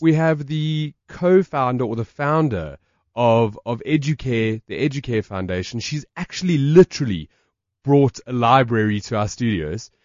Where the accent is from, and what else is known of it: South Africa